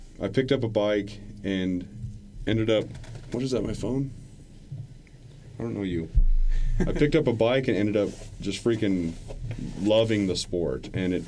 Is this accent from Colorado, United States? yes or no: yes; Durango, Colorado, United States; I grew up in the area